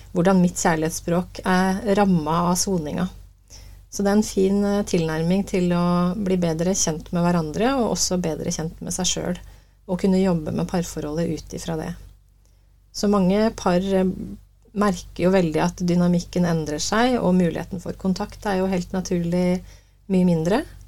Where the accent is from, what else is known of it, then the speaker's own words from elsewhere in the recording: Uvdal, Buskerud, Norway; moved away; Ja, jeg er eh, opprinnelig fra Uvdal. Fineste fjellbygda i Norge.